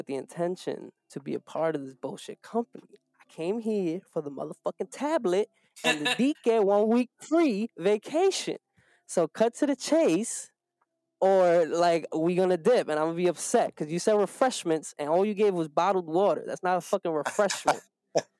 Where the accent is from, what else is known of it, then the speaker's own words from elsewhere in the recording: New York City, New York, United States; we're from New York. You know, we come from the Bronx.